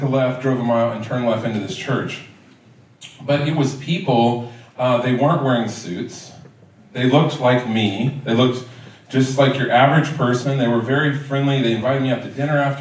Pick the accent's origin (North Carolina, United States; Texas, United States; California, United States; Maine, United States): Texas, United States; Richardson; I grew up in Richardson